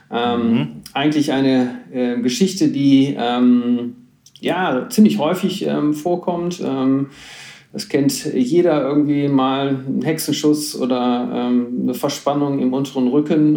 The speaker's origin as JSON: {"language": "German", "town": "Schwelm", "region": "North Rhine-Westphalia", "country": "Germany", "said": "Ich komme ähm, aus dem Bergischen sozusagen, ähm, hinter Wuppertal, ein kleines Städtchen namens Schwell"}